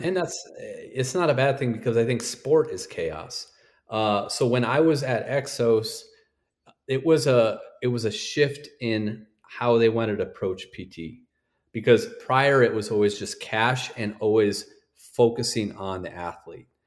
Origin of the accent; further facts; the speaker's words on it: North Dakota, United States; I'm from North Dakota